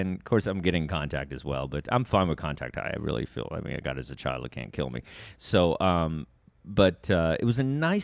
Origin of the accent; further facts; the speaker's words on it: the South, United States; I'm from the South